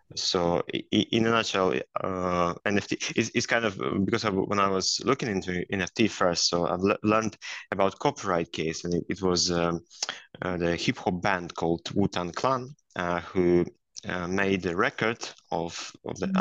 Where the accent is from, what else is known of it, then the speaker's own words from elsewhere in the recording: Belarus; moved away as an adult; also born or lived in United States; now in Sweden; i was a lawyer so first i started my career as a lawyer in my home country, in Belarus, where I worked for a number of years.